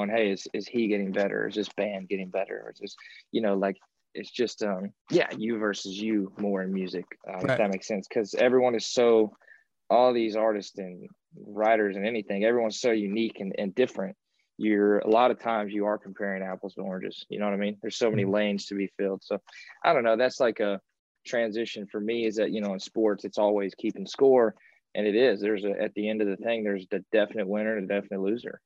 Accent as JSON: {"language": "English", "region": "Kentucky", "country": "United States", "tie": "born or raised there", "said": "I grew up in Kentucky and rural little place there"}